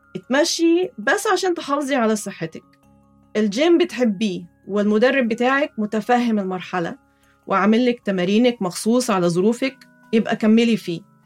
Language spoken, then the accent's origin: Arabic; Egypt; وأنا كمصرية أصيلة